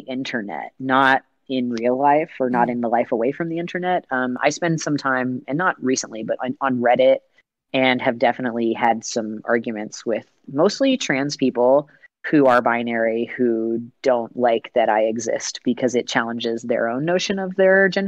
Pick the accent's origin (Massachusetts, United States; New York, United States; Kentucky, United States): Kentucky, United States; Lexington; in my hometown, Lexington, Kentucky